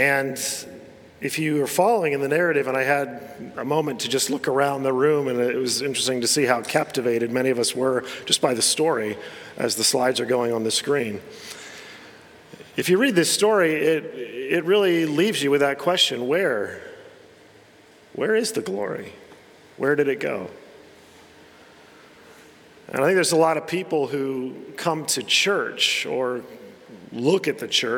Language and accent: English; United States; moved away; I grew up in America